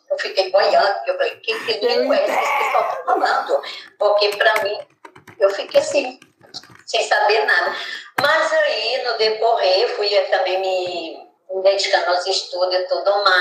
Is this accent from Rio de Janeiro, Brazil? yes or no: no; Bahia, Brazil; moved away as an adult; now in São Mateus, Brazil; moro em São Mateus desde 1992. Né? E assim, fui me adaptando à cidade. Nos primeiros períodos, assim, logo que eu cheguei, eu tive muita dificuldade, porque eu achei o povo daqui bem diferente do povo da Bahia